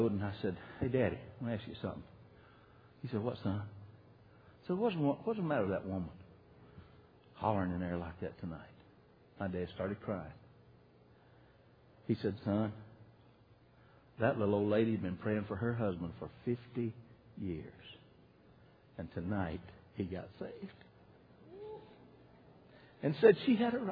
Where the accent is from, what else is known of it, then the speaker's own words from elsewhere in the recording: Decatur, United States; also born or lived in Coldwater; I was born in Decatur and got saved down in Coldwater and all around that area right there